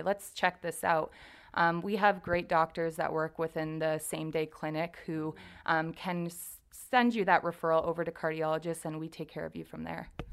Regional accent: Windsor, Ontario, Canada; I went to Saint Clair College, so I'm from Windsor

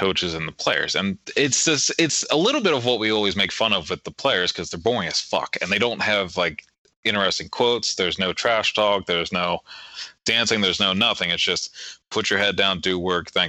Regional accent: Maryland, United States; growing up in Maryland in a predominantly white area

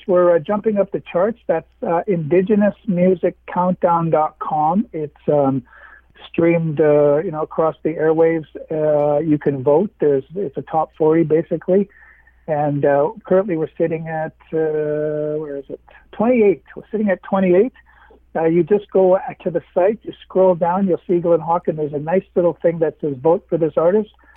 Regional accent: Winnipeg, Manitoba, Canada; I'm from Winnipeg, again, in Manitoba.

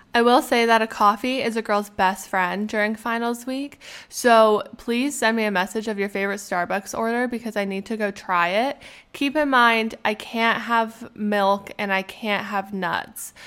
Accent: Canada; being a Canadian

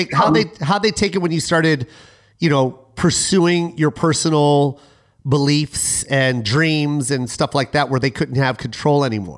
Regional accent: Tacoma, Washington, United States; I grew up in Tacoma, Washington. I was also a military baby, so I was all over the place.

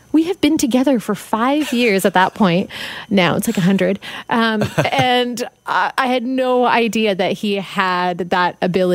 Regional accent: Surrey, British Columbia, Canada; moved away as an adult; also born or lived in Montreal, Quebec; Growing up in Surrey as a kid, I had one option when it came to learning a new language, and that was French.

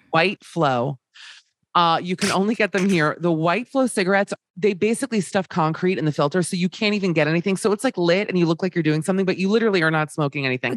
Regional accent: Miami, Florida, United States; Being Jewish, uh, we and growing up in Miami

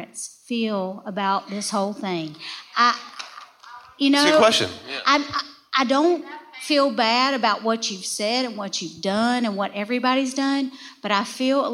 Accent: South Georgia, United States; I'm from South Georgia

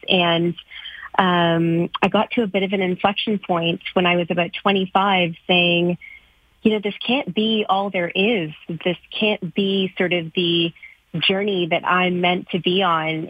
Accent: Canada; as a South Asian girl growing up in Canada

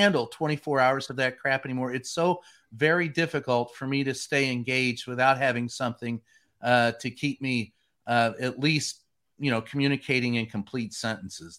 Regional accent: Louisville, Kentucky, United States; moved away; I grew up in Louisville

